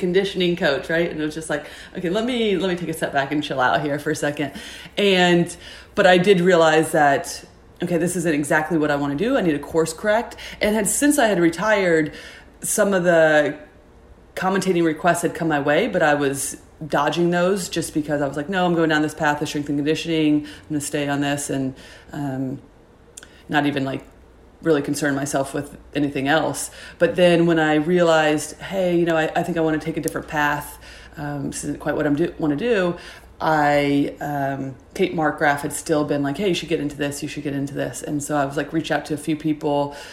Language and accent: English; Indiana, United States; I grew up in Indiana